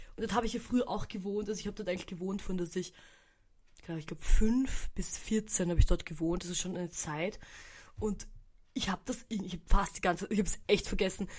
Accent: Austria; bei uns in Österreich

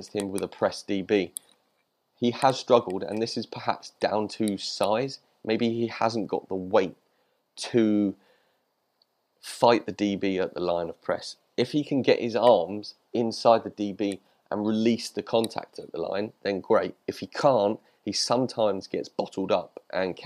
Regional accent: United Kingdom; I'm British.

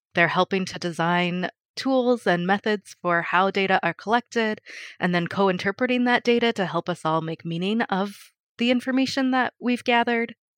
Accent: Colorado Springs, Colorado, United States; moved away as an adult; also born or lived in Kolkata, India; now in Eugene, United States; I grew up in Colorado, and I was raised by a single mom.

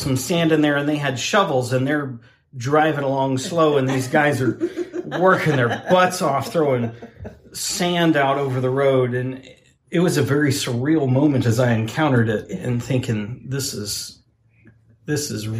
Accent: Oklahoma, United States; my home state.

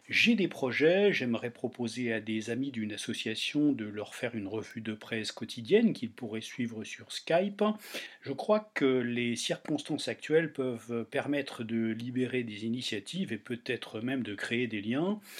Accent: Toulouse, Occitania, France; Bonjour Sud-Ouest … je suis toulousain, confiné chez sa compagne en périphérie toulousaine.

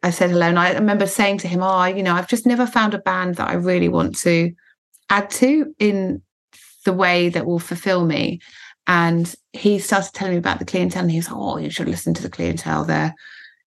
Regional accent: Woking, South East England, United Kingdom; also born or lived in Guernsey; I was born in Guernsey, which is a bit bizarre, and then we moved to Woking

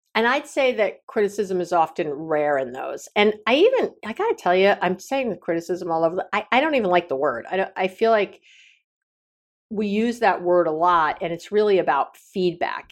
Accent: New York City, New York, United States; now in Northern California, United States; I come from New York City, you know, very liberal

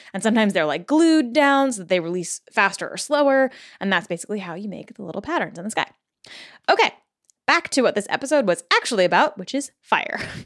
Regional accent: Connecticut, United States; also born or lived in California; when we moved, when I was a kid, I was born in California, We moved to Connecticut

